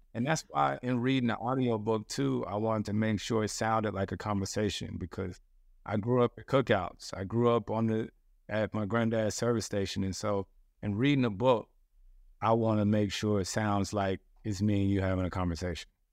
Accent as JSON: {"language": "English", "region": "the South", "country": "United States", "said": "I'm from the South"}